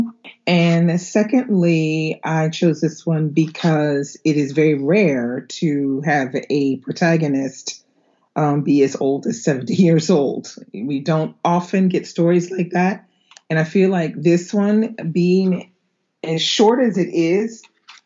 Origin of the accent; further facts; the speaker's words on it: United States; now in Normandy, France; I am an American living in Normandy, France